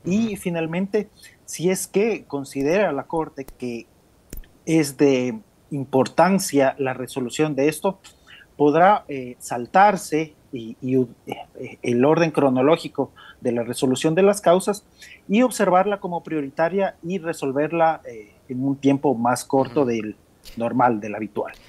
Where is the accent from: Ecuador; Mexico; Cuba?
Ecuador; somos del Ecuador